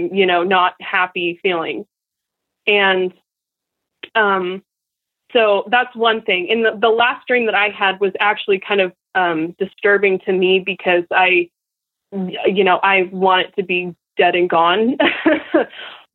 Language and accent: English; Portland, Oregon, United States; now in Nampa, United States; it was all I ever knew and all my friends and stuff in Portland, because we moved far. We moved like state away. We moved from Portland, Oregon to Nampa, Idaho